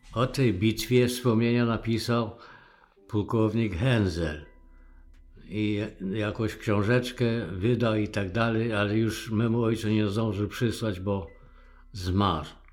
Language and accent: Polish; Borshchiv, Ternopil Oblast, Ukraine; moved away; urodziłem się w Borszczowie, województwo tarnopolskie